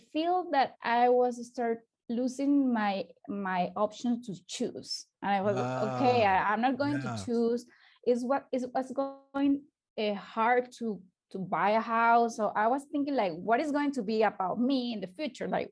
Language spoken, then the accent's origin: English; Barinas, Venezuela; English is a second language; moved away as an adult; also born or lived in Caracas, Venezuela; now in Santiago, Chile; I lived in Venezuela. I was born in Barinas.